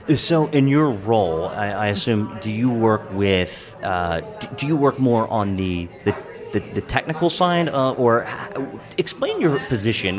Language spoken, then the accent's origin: English; Hagerstown, Maryland, United States; I grew up in Western Maryland, in Hagerstown